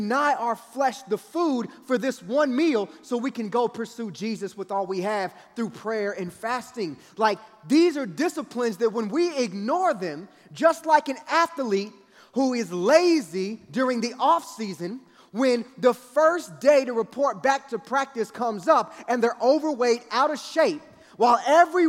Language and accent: English; Kansas City, United States; I grew up in Kansas City, and it would get cold in the wintertime